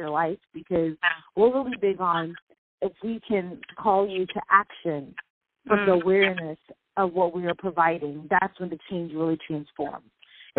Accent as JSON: {"language": "English", "region": "Florida", "country": "United States", "tie": "born or raised there", "also_born_or_lived": "Boston", "said": "I am from Florida. I was born in Boston, raised in Florida."}